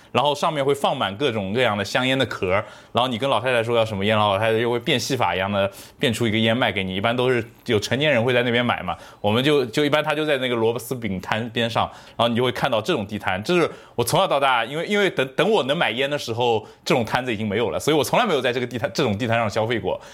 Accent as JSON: {"language": "Chinese", "town": "Shaoxing", "region": "Zhejiang", "country": "China", "tie": "born or raised there", "moved": "yes", "said": "我是绍兴长大的"}